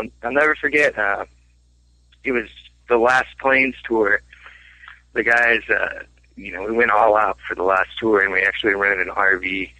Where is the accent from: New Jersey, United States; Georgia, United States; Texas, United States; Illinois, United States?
Illinois, United States; Peoria; I'm not a teenager growing up in Peoria, like trying to wrap my head around